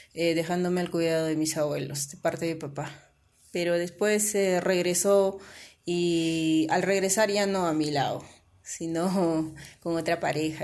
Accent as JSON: {"language": "Spanish", "area": "San José de Ticllas", "region": "Ayacucho", "country": "Peru", "tie": "born or raised there", "said": "ya pues con mis abuelos crecí y ellos son de allá y yo también me, identifico del valle, ¿no? Ah. San José de Titas"}